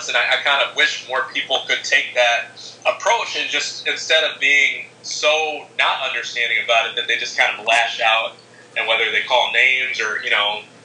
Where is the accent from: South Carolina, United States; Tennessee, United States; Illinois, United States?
Illinois, United States; Chicago; my hometown team, against the White Sox